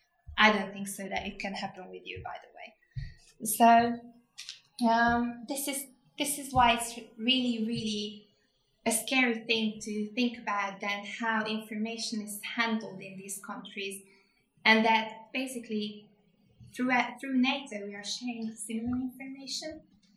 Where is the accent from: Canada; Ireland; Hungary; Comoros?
Hungary; English is a second language; Hungary, my home country